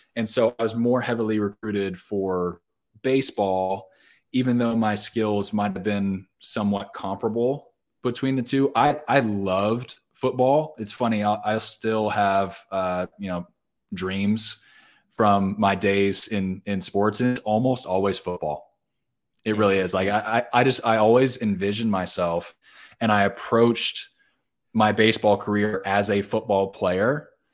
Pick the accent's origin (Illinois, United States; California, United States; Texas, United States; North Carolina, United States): California, United States; Orange County, Southern; moved away as an adult; now in Nashville, United States; I grew up in Southern California. So, grew up in Orange County